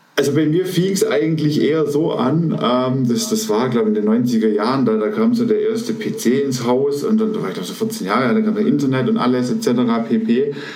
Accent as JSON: {"language": "German", "town": "Aalen", "region": "Baden-Württemberg", "country": "Germany", "tie": "born or raised there", "said": "ich bin aufgewachsen im, ich nenne es mal schönen Aalen. Das ist eine Stadt äh, in der Nähe von Stuttgart"}